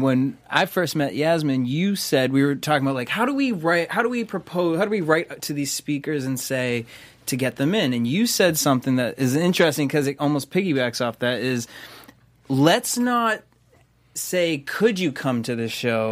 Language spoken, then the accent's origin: English; Boston, Massachusetts, United States; I'm from Boston